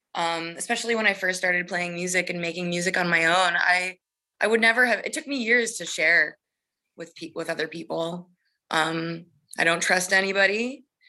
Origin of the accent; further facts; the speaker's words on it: Massachusetts, United States; moved away as an adult; also born or lived in Boston / Oakland; now in Los Angeles, United States; I'm from Massachusetts, growing up in the Northeast